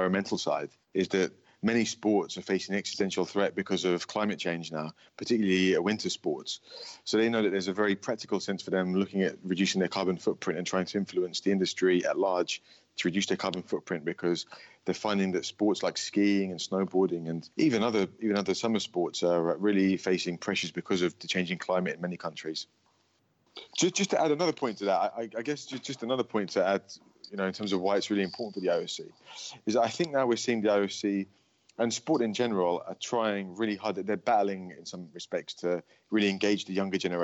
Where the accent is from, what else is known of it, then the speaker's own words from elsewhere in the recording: London, United Kingdom; London is my hometown